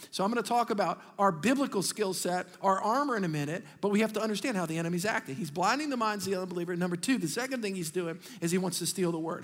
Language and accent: English; Metairie, Louisiana, United States; we grew up in Metairie